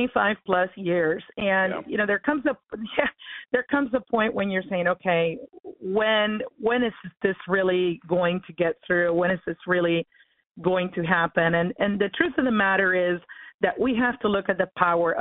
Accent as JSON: {"language": "English", "country": "Cuba", "tie": "born or raised there", "moved": "yes", "lives_now": "United States", "said": "I was born in Cuba. I'm actually a Cuban-American. And yeah, so my kids are first generation, but I am an immigrant"}